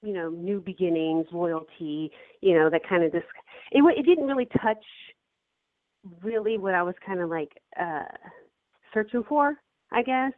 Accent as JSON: {"language": "English", "region": "Colorado", "country": "United States", "tie": "born or raised there", "said": "And I grew up in Colorado I lived in Colorado for a little bit."}